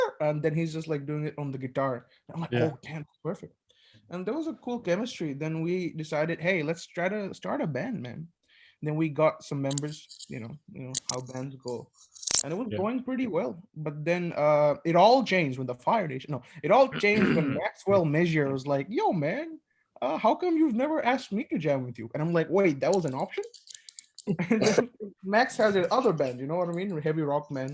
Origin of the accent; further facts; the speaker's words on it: Bangladesh; moved away as an adult; now in Sydney, Australia; I came from Bangladesh to, you know, Macquarie around like 2017